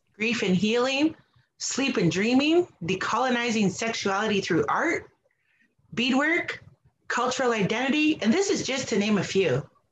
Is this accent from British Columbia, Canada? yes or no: no; Wikwemikong, Ontario, Canada; now in Toronto, Canada; I currently reside in Toronto and I am from Wikwemkong and Skamuk